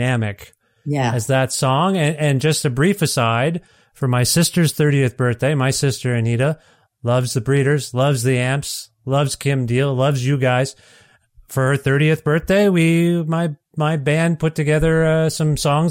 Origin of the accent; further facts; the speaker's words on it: Canada; I'm Canadian. We didn't have MTV. We had Much Music